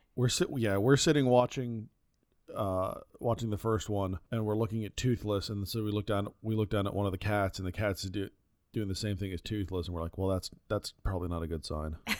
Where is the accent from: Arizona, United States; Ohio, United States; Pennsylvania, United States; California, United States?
Arizona, United States; Phoenix; growing up in Phoenix